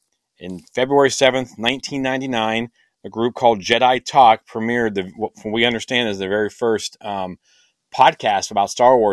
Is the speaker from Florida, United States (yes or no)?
no; Kansas, United States; I'm from the United States in the heartland of Kansas, as Jack would say. I am not in my 30s.